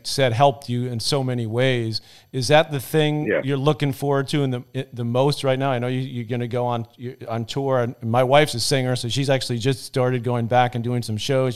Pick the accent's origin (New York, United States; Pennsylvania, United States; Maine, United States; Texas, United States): New York, United States; New York City; where we grew up in Douglaston in Queens